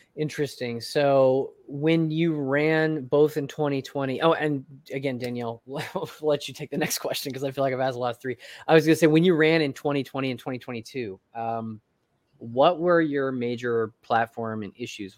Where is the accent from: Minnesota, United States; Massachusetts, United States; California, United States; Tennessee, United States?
Tennessee, United States; I'm from Tennessee